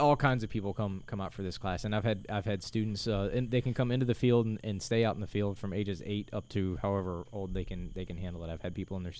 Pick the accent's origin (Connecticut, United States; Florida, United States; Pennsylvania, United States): Florida, United States; I am from Florida.